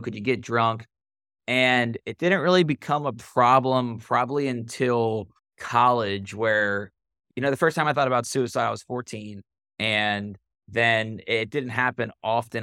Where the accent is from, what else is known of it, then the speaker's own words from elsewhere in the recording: Cincinnati, Ohio, United States; So I grew up in Cincinnati, born and raised